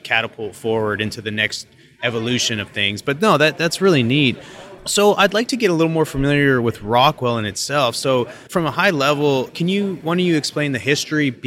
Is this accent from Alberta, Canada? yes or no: yes; Calgary, Alberta, Canada; moved away as an adult; also born or lived in Pittsburgh / Denver; I'm originally from Calgary